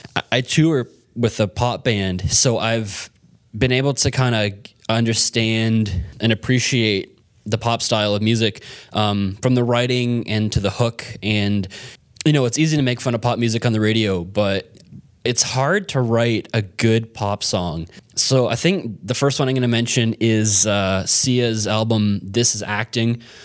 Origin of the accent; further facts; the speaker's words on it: Canada; as a Canadian